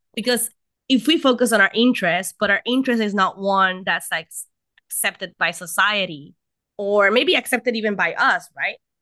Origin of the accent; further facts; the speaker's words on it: Puerto Rico; I am from Puerto Rico. I live in Puerto Rico.